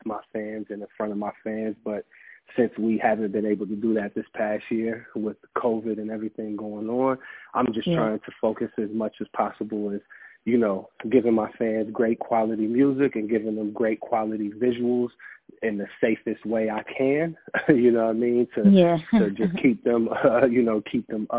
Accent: Massillon, Ohio, United States; also born or lived in Canton, Ohio; we grew up in Massillon, Canton, Ohio

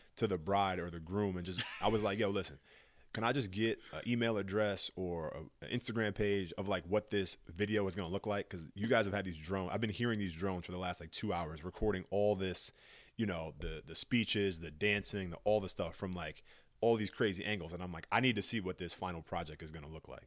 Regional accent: New York City, New York, United States; I'm from New York, big city, great vibe

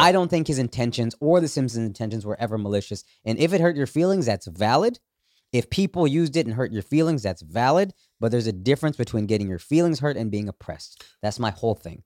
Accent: Dallas, Texas, United States; up in Texas, actually, in Dallas

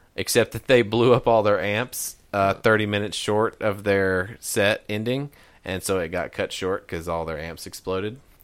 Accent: Knoxville, Tennessee, United States; we're from Knoxville

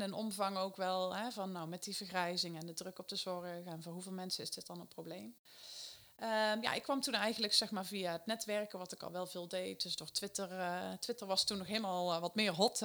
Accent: Eindhoven, North Brabant, Netherlands; een groot bedrijf in de regio Eindhoven, waar ik vandaan kom

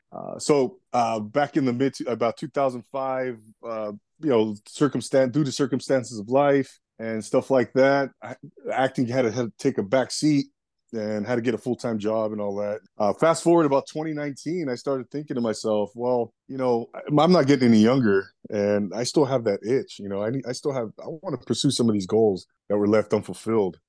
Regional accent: Los Angeles, California, United States; I'm actually from the Los Angeles area here in Southern California, United States, and born and raised out here

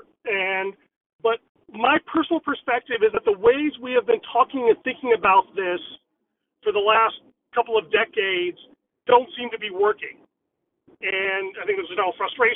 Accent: United States; I am Asian, South Asian, Indian. I grew up in America

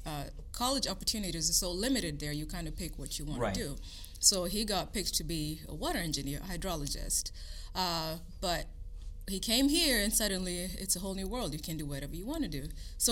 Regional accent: Kenya; moved away as an adult; also born or lived in Virginia / Florida / South Dakota; now in Indiana, United States; I actually grew up in Kenya.

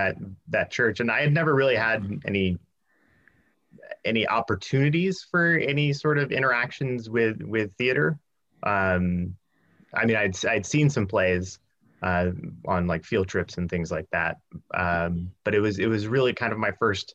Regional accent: Union City, California, United States; I was raised I grew up in Union City. So yeah, I've been a lifer in the East Bay

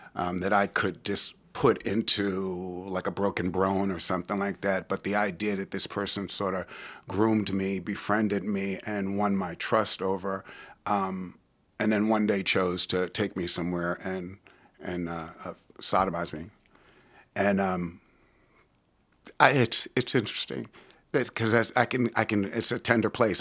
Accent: New York City, New York, United States; now in Richmond, United States; I was born and raised in New York City

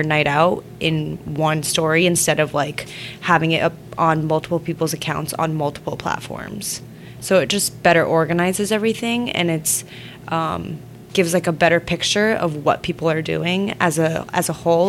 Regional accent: California, United States; born there; also born or lived in Shanghai, China; Born in California, moved to Shanghai, lived there for 11

